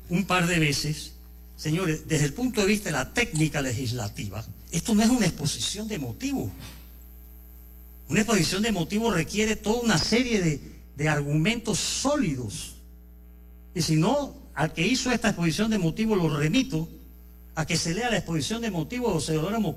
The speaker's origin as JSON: {"language": "Spanish", "country": "Panama", "said": "Aquí los mejores actores para acabar con el crimen organizado somos los ciudadanos panameños."}